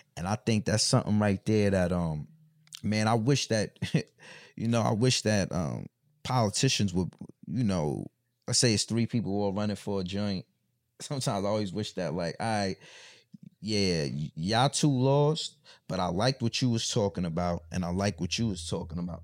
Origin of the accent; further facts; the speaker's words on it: Mount Vernon, New York, United States; moved away; I'm from Mount Vernon, like, so, you know, that's like the country of New York